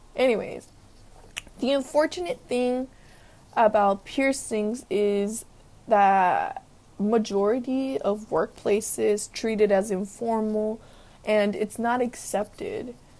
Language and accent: English; Los Angeles, California, United States; I grew up in South Central where, you know, gang members had face tattoos